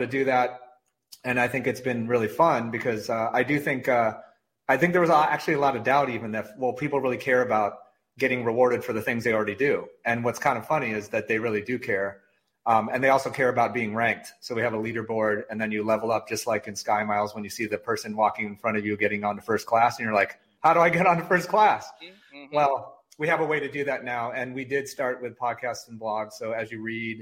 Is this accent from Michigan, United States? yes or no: yes; Michigan, United States; I grew up in Michigan. I'm a diehard, Michigan, born and raised, born at Beaumont Hospital